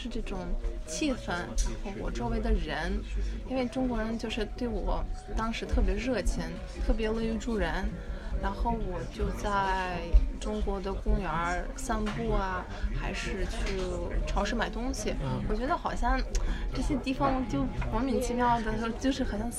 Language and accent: Chinese; Uzbekistan; born there; Chinese is a second language; 啊，因为可能我出生在乌兹别克斯坦，